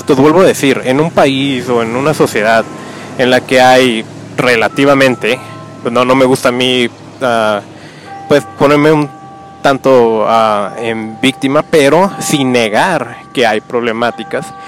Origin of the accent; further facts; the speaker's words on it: Tijuana, Baja California, Mexico; yo que vengo de Tijuana, que se habla que es una ciudad muy, violenta